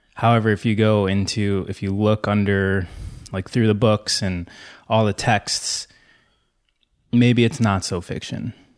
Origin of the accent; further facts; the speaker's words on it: Michigan, United States; moved away as an adult; now in California, United States; I grew up in Michigan